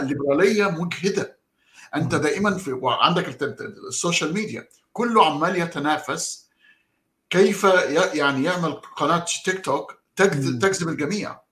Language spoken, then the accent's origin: Arabic; Egypt; عندنا في مصر